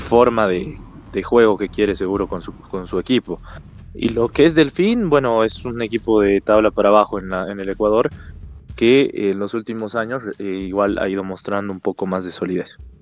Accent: Bolivia; como boliviano puedo decirte

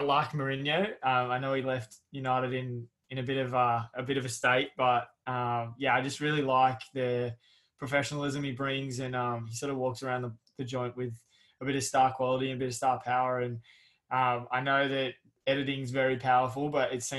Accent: Australia; as a Australian fan

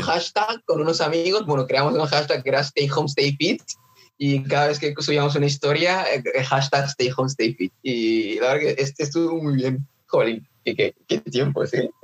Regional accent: Nigeria; now in Mallorca, Spain; ya tocando la batería desde pequeño, en plan en, Nigeria

